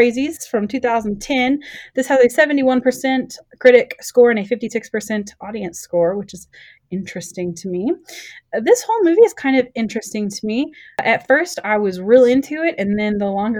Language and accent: English; Texas, United States; I'm from Texas